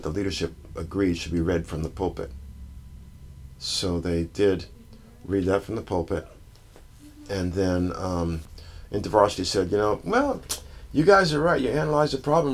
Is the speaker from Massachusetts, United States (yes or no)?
yes; Massachusetts, United States; moved away; I grew up in Massachusetts